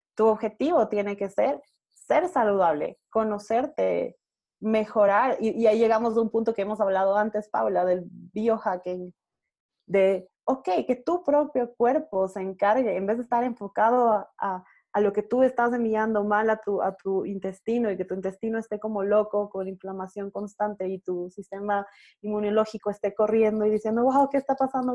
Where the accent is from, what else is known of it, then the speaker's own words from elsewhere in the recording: Ecuador; en mi país, eh, yo vivo en Ecuador